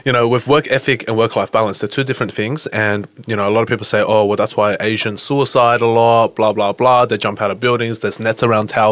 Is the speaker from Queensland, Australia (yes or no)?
no; Sydney, New South Wales, Australia; accent: Aussie; I was actually born in Australia